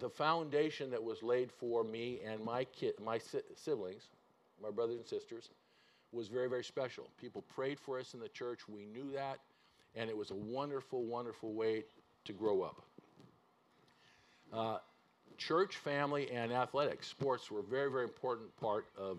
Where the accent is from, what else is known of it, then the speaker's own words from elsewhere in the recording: California, United States; moved away as an adult; now in Seattle area, United States; We grew up in California